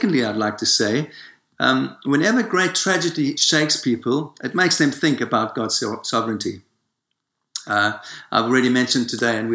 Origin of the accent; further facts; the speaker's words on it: South Africa; moved away; I was born in Africa, in South Africa